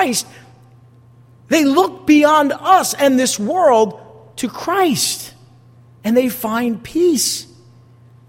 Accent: United States; I am an American

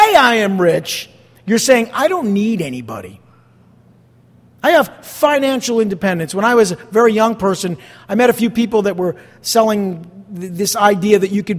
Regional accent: East Rutherford, New Jersey, United States; moved away; I grew up across the river right there in East Rutherford

